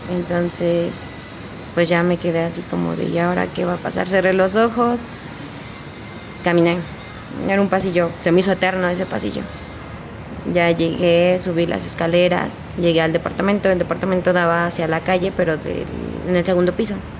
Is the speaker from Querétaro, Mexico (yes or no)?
no; Hidalgo, Mexico; moved away as an adult; Yo no soy de aquí del estado, yo soy de Hidalgo. Tenía toda mi vida viviendo ahí hasta apenas tenía un año aquí